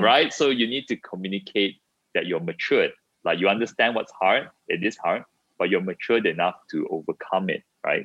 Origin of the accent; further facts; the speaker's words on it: Ipoh, Perak, Malaysia; moved away; I was born in Ipoh. I haven't been back for very long